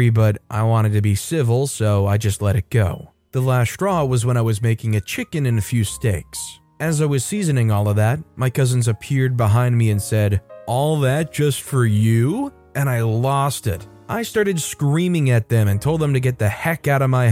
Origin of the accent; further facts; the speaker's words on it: United States; as an American